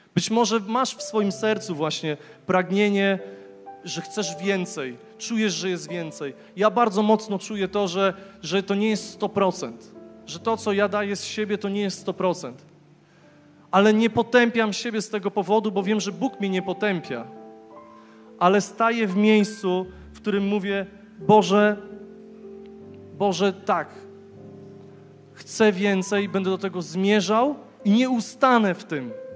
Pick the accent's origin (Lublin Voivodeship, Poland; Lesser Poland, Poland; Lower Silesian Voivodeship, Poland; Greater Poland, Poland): Lower Silesian Voivodeship, Poland; Głogów; urodziłem się w Głogowie, w pięknym mieście